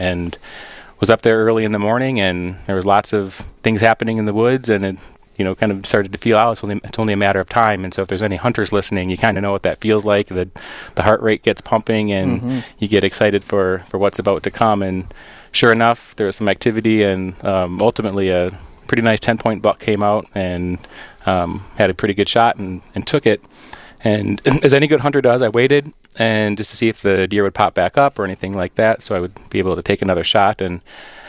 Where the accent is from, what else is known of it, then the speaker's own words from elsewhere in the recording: Wisconsin, United States; moved away as an adult; now in Rochester, United States; So I was born and raised in Wisconsin